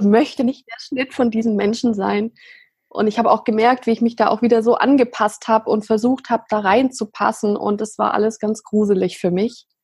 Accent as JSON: {"language": "German", "region": "Swabia", "country": "Germany", "tie": "born or raised there", "said": "ich bin im Schwabenland groß geworden"}